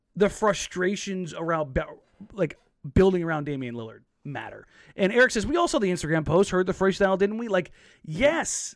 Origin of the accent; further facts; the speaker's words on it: Los Angeles, California, United States; moved away; I'm from L